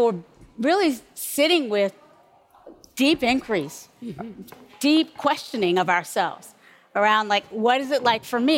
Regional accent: Kinston, North Carolina, United States; now in California, United States; growing up in North Carolina, I was sort of trained and formed to be most comfortable around English

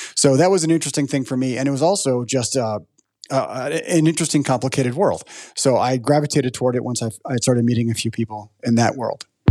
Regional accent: Chicago, Illinois, United States; I'm from Chicago, And I grew up knowing about the Board of Trade

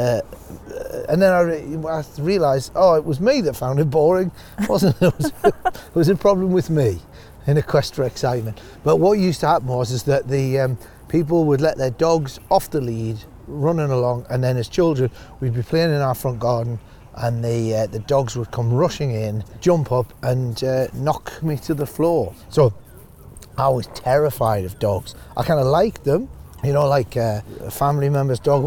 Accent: Northumberland, North East England, United Kingdom; moved away as an adult; also born or lived in Newcastle upon Tyne; now in Australia; Growing up in Northumberland

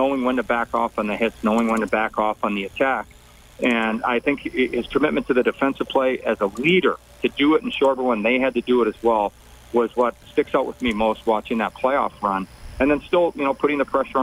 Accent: Canada; as a Canadian

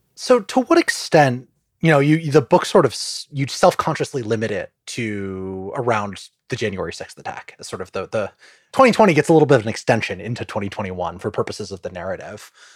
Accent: United States; I'm an American

